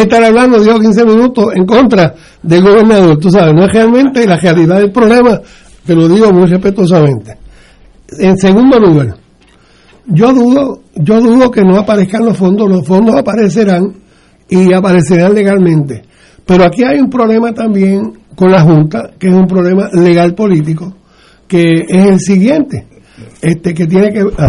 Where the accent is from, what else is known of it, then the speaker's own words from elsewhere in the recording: Puerto Rico; nosotros, los ciudadanos americanos de Puerto Rico